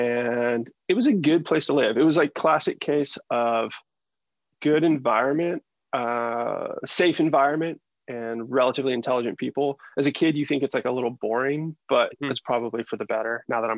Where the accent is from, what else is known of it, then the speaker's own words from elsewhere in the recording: Boston, Massachusetts, United States; also born or lived in Seattle, United States / Northern California, United States / Los Angeles, United States; So I ended up in Seattle, and then I moved around a ton as a kid. So I lived in Northern California. I also lived in LA before I came out to Boston. And I've called Boston home for like 30 years now.